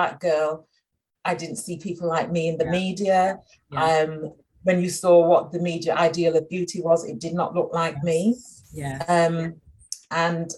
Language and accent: English; Sheffield, Yorkshire and the Humber, United Kingdom; I grew up in Sheffield, only Black girl in my class